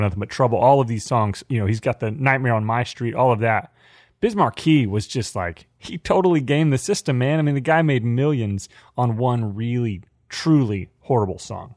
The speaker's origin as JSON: {"language": "English", "area": "Dallas Fort Worth area", "region": "Texas", "country": "United States", "tie": "born or raised there", "said": "growing up in the Dallas Fort Worth area in a family of die-hard Cowboys fans"}